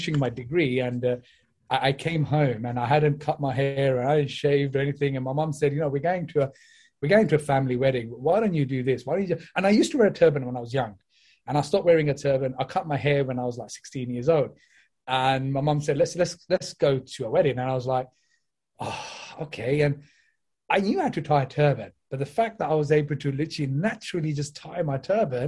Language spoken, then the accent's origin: English; London, United Kingdom; moved away as an adult; now in Slough, United Kingdom; I'm originally from East London, all right? But I came here back in 2006 purely because my career just brought me this side